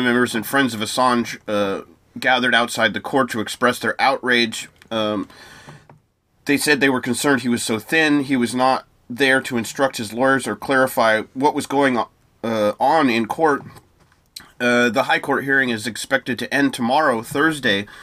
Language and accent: English; United States; as an American